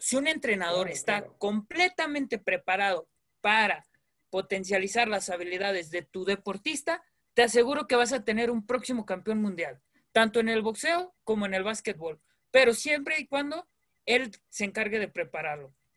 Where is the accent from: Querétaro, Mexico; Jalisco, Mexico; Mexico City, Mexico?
Jalisco, Mexico; Guadalajara; vengo de aquí de Guadalajara